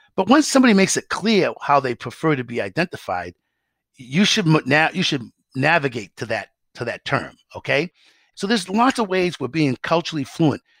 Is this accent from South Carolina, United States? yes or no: no; Massachusetts, United States; I'm a kid from Massachusetts